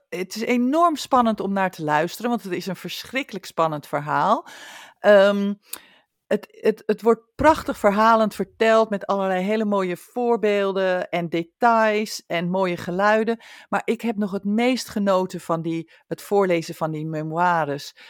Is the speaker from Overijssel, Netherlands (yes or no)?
no; near IJmuiden, North Holland, Netherlands; now in Australia; in Emuiden. En dat is dan vlakbij waar ik vandaan kom.